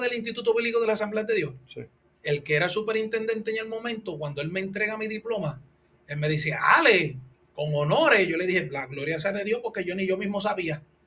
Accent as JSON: {"language": "Spanish", "country": "Puerto Rico", "said": "Nosotros somos puertorriqueños"}